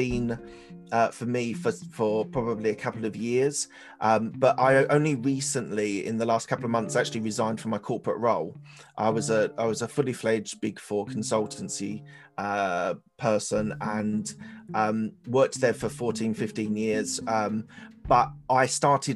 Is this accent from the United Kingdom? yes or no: yes; London, United Kingdom; also born or lived in Chiswick, London; I was born in East London, Essex Way, the other side of London, lived there all through my early years of life